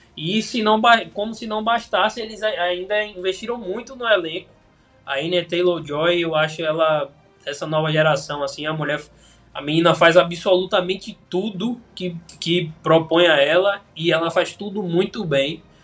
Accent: Bahia, Brazil; é de onde eu sou

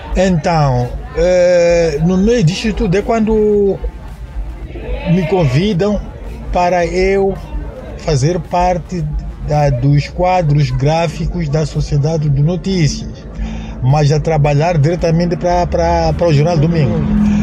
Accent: Ressano Garcia, Maputo, Mozambique; also born or lived in Moamba, Mozambique; eu me identifico sempre como pessoa de São Garcia, porque foi lá onde cresci e praticamente passei a minha infância

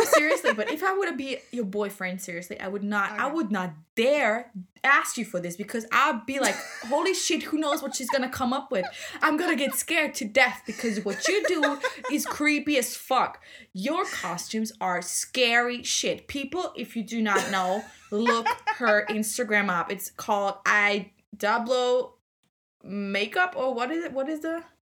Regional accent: Austria; English is a second language; Austrian like I am

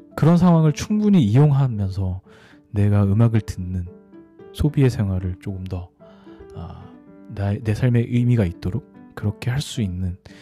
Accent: South Korea; 나는 한국 사람이고

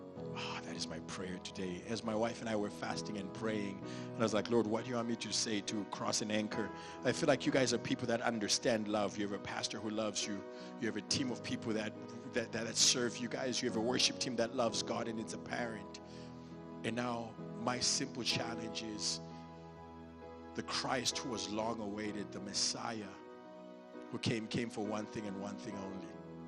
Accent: Dallas, Texas, United States; I don't do this to be creepy or because I'm from Dallas

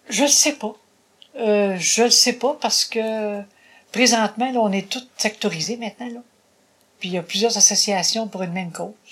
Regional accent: Bas-du-Fleuve, Quebec, Canada; moved away as an adult; also born or lived in Longueuil, Quebec / Châteauguay, Quebec; je suis retournée dans le bas du fleuve.

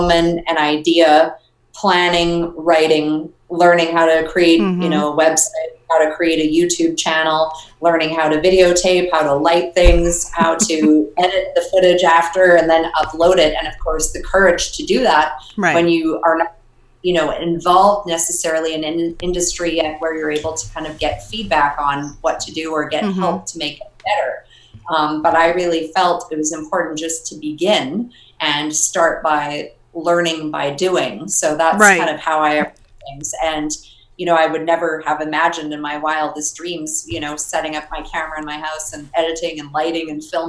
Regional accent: Canada; because I came from Canada

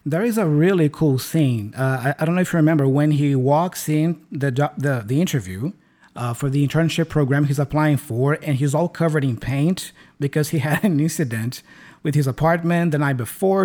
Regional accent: Brazil; English is a second language; I learned English in Brazil, here in my home country. I've never been abroad.

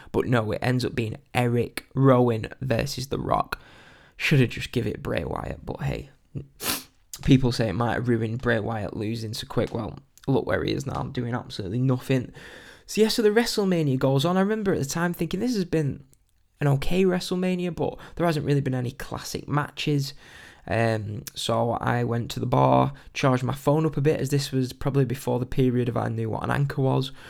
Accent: England, United Kingdom; being typical English people

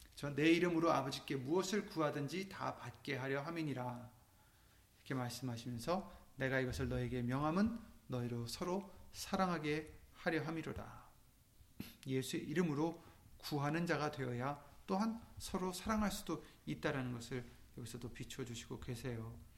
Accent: South Korea; 우리는 한국 사람들이지만

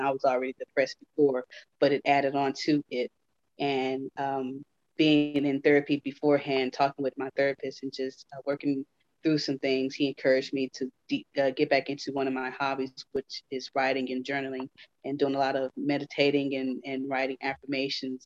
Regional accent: Houston, Texas, United States; I grew up in Houston

